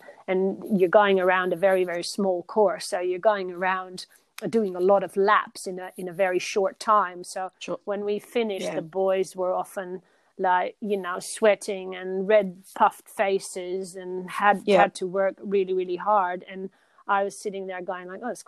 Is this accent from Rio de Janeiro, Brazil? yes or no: yes; Rio de Janeiro, Brazil; also born or lived in Netherlands / Belgium; now in Australia; I grew up in Brazil, in Rio de Janeiro